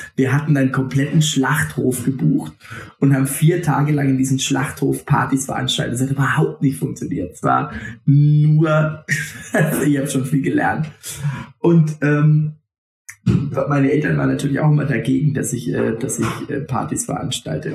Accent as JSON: {"language": "German", "area": "Franconia", "region": "Bavaria", "country": "Germany", "said": "aus dem Fränkischen, wo ich herkomme"}